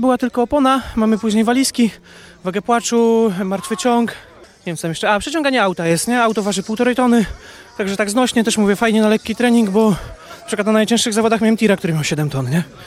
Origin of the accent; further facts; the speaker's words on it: Iława, Warmian-Masurian Voivodeship, Poland; ja jestem z Iławy